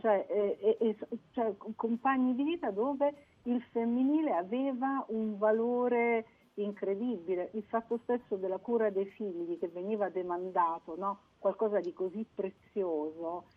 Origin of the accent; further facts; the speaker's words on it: Apulia, Italy; moved away as an adult; io sono pugliese di, di nascita, insomma fino ai miei 19 anni sono stata in Puglia